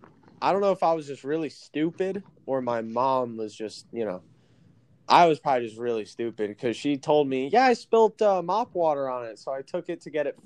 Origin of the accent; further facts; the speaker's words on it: South Carolina, United States; also born or lived in New Jersey; So I was born in New Jersey. That's where all my family is. And I moved to South Carolina when I was like 10. I'm 20 now. So all my whole life is in South Carolina, you know? That's where I want to live and retire.